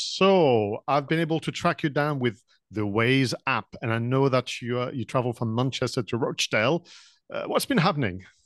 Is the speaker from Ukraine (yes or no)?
no; France; English is a second language; moved away; when I was studying, uh, English back in France